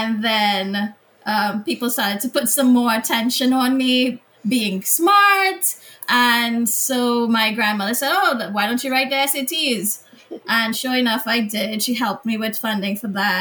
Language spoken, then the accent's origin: English; Piparo, Trinidad & Tobago; now in United States; I grew up in a very small rural village in Trinidad, Piparo